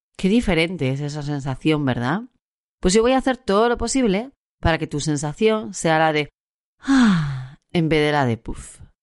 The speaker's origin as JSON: {"language": "Spanish", "region": "Asturias", "country": "Spain", "also_born_or_lived": "Puerto de Vega / Gijón", "said": "Yo soy una asturiana, residente en Gijón."}